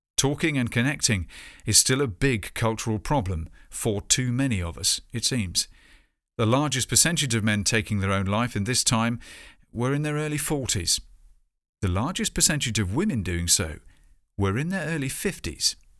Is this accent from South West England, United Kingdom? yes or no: yes; Bournemouth, South West England, United Kingdom; my hometown, Bournemouth.